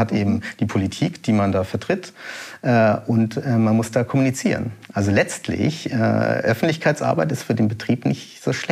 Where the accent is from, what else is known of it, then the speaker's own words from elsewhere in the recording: Hamburg, Germany; born there; also ich bin in Hamburg geboren, in Altona, aber ähm, mein, also beide Eltern, Mutter und Vater, sind äh, aus, ja, aus Kalkutta eben.